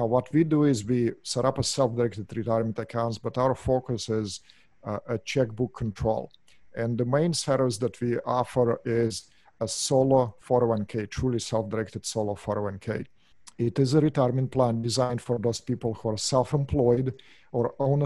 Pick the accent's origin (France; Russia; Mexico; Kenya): Russia; English is a second language; moved away as an adult; now in Orange County, United States; As you can hear from my accent, I'm not from here. Originally, I'm from Russia, moved here in 1996